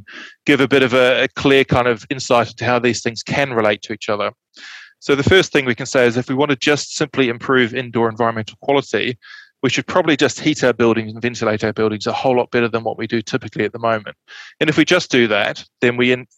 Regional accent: just outside Christchurch, Canterbury, New Zealand; I grew up in Canterbury, just outside Christchurch, so I'm quite familiar with very cold winters

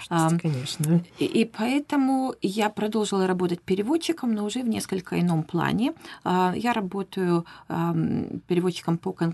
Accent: Vladivostok, Primorsky Krai, Russia; moved away as an adult; now in New Zealand; Я сама из Владивостока. В Новую Зеландию я приехала в 20

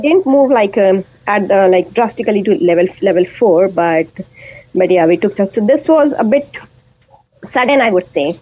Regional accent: India; first language Hindi and Urdu; English is a second language; moved away as an adult; now in Dunedin, New Zealand; I am from India and a mum of a two year old boy

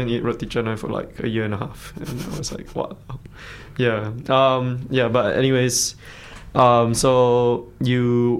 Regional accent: Malaysia; accent: Malaysian; now in Dunedin, New Zealand; my Malaysian accent

